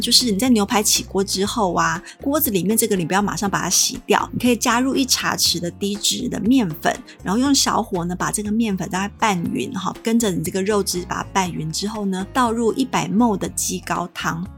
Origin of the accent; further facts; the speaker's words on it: Taiwan; 我们台湾